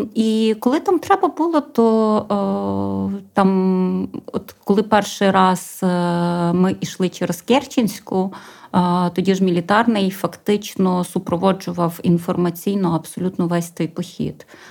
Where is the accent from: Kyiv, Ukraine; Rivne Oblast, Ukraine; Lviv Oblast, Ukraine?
Rivne Oblast, Ukraine; Dubrovytsia; я взагалі з Рівненської області, з такого хорошого бурштинового краю Дубровиці